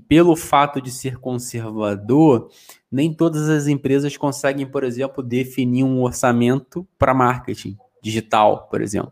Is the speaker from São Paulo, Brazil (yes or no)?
no; Rio de Janeiro, Brazil; moved away as an adult; now in Portugal; Sou lá do Rio de Janeiro, sou da Rural. E é, vim para Portugal há dois anos atrás